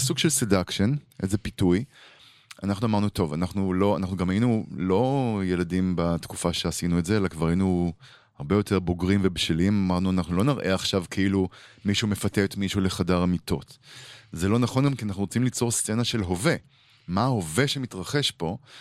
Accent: Israel; אנחנו גדלנו בישראל אחרת

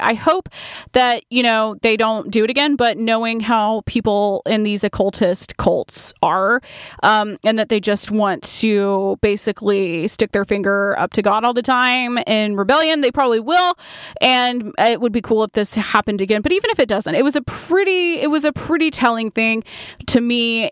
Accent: Point Clear, Alabama, United States; I grew up in Point Clear, Alabama, and it is a very artistic little town

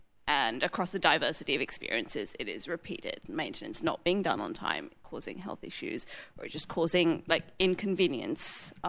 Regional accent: England, United Kingdom; accent: English, relatively middle class; first language English; I'm not white, but I have a relatively middle class accent, and English, yeah, and English is my first language, right? And I speak with an English accent

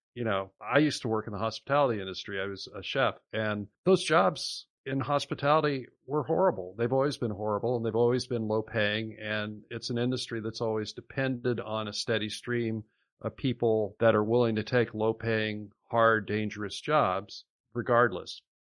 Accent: Iowa, United States; my home state of Iowa

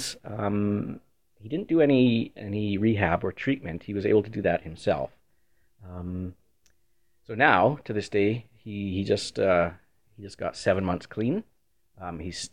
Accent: Winnipeg, Manitoba, Canada; I grew up in Windsor Park, middle-class area.

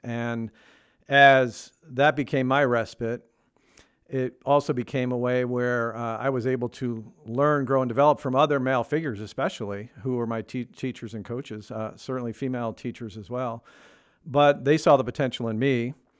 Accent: Northeast, United States; moved away; I grew up in the Northeast

